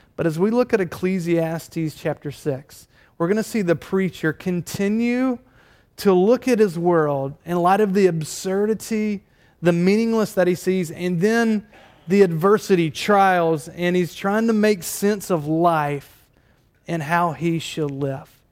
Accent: Durham, North Carolina, United States; moved away; I, I did grow up in Durham, North Carolina

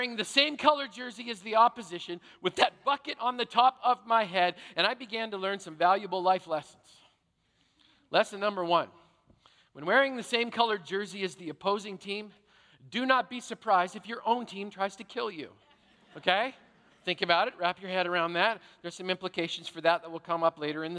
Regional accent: Canada; I grew up in Canada, which means I played hockey

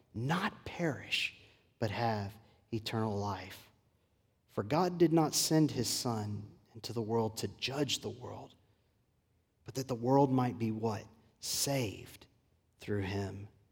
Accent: Port Lavaca, Texas, United States; Growing up in South Texas in my home church in Port Lavaca

